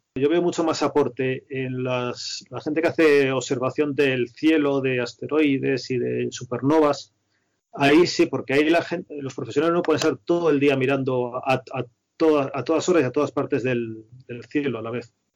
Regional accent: a village in Toledo, Castilla-La Mancha, Spain; moved away as an adult; also born or lived in Madrid; me había criado, en un pueblo de Toledo

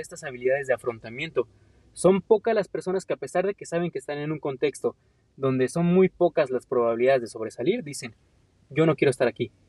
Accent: Mexico; como mexicano tengo potencial

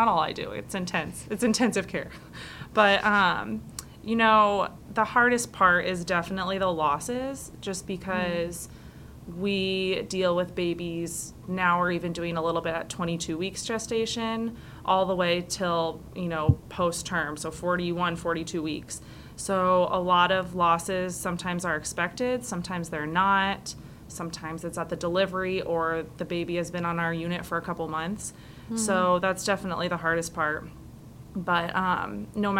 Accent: Carmel, Indiana, United States; I'm her younger sister, and we grew up in Carmel

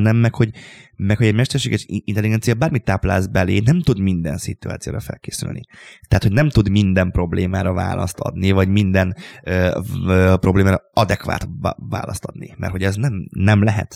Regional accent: Hungary; a Papkeszi utcában, ahol én, én, felnőttem, egy szobakonyhában

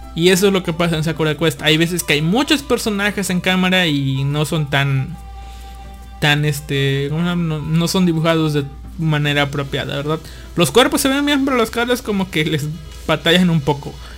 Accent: Veracruz, Mexico; moved away as an adult; now in Monterrey, Mexico; mi pueblito natal

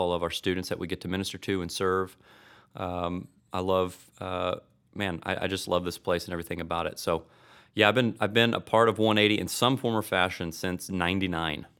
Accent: Destin, Florida, United States; moved away as an adult; also born or lived in Tulsa, Oklahoma; now in Oklahoma, United States; I hail from Florida, but I came up here

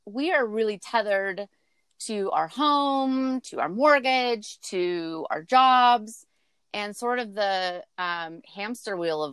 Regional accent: Central Valley, California, United States; moved away; we're from the Central Valley in California

